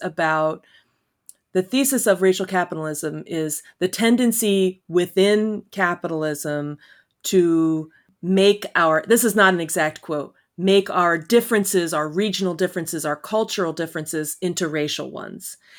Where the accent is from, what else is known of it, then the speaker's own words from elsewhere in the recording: Elmira, New York, United States; moved away as an adult; also born or lived in Philadelphia; I grew up in Elmira